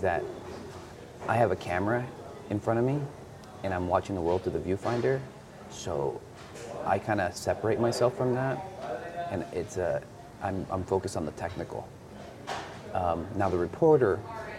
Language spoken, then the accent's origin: English; Douglas, Arizona, United States; also born or lived in Agua Prieta, Sonora, Mexico; I'm from Agua Prieta, Sonora, raised in Douglas. So I was raised on both sides of the border.